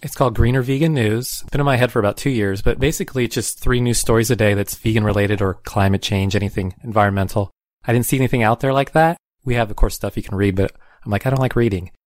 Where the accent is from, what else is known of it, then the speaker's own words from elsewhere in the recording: Tucson, Arizona, United States; I grew up in Tucson